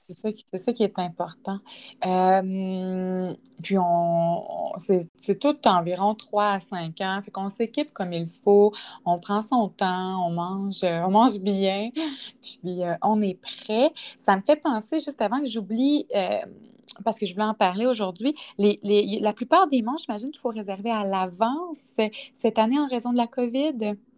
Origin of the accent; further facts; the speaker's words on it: Quebec City region, Canada; Moi, je suis de la région de Québec